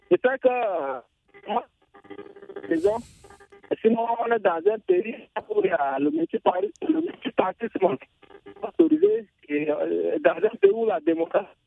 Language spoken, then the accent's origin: French; Cameroon; Je suis originaire du Cameroun.